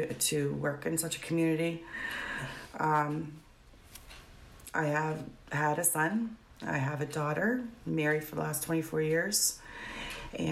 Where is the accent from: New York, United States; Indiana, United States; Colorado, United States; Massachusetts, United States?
Indiana, United States; Gary; grew up in the area, and I grew up in Gary.